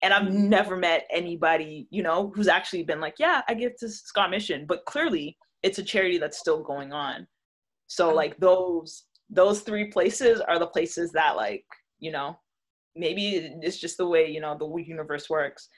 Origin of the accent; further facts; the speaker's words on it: Toronto, Ontario, Canada; Toronto, because I grew up in Toronto. I was born in Toronto